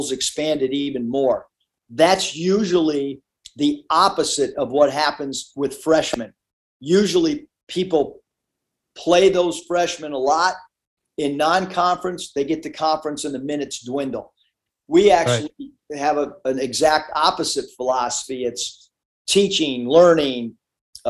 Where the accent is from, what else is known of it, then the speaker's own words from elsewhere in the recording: San Diego, California, United States; I don't speak Spanish, although I grew up in San Diego.